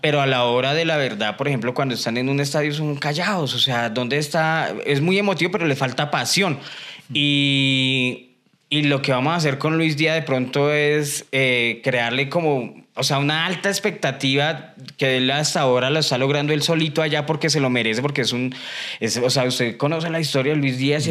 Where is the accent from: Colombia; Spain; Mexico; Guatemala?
Colombia; nosotros como colombianos